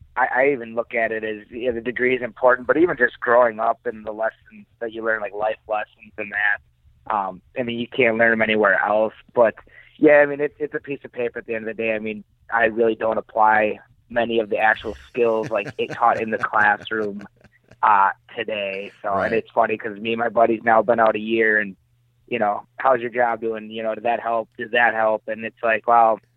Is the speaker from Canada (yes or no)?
no; Port Washington, Wisconsin, United States; I'm actually from Port Washington, Wisconsin. It's about 25 miles north of Milwaukee